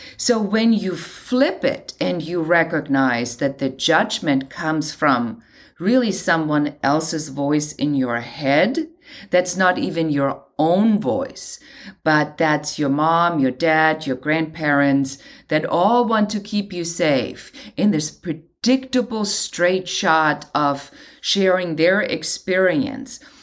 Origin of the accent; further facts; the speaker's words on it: Germany; moved away as an adult; now in Los Angeles, United States; I'm originally from Germany